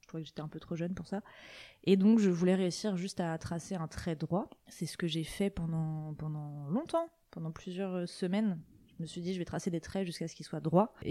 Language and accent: French; Côtes-d'Armor, Brittany, France; born or raised there